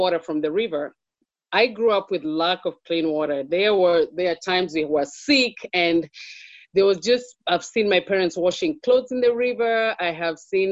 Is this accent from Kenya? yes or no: yes; Kenya; moved away as an adult; also born or lived in Pennsylvania, United States; now in United States; I was born in Kenya. I've lived in Kenya longer than